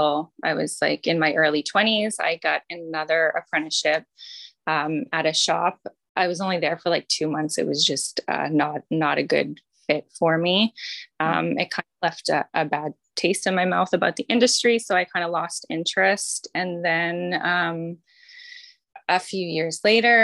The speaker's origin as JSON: {"language": "English", "town": "Dartmouth", "region": "Nova Scotia", "country": "Canada", "tie": "born or raised there", "also_born_or_lived": "Sackville, Nova Scotia / Annapolis Valley, Nova Scotia", "said": "I grew up sort of around the province. I spent some time in Sackville, in the Valley, and then back to Dartmouth. So I sort of settled in Dartmouth, I think, when I was 10"}